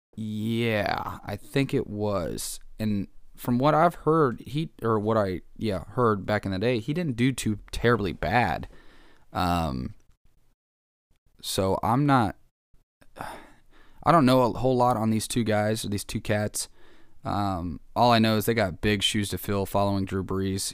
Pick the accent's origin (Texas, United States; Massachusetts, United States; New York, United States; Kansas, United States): Kansas, United States; I'm from Kansas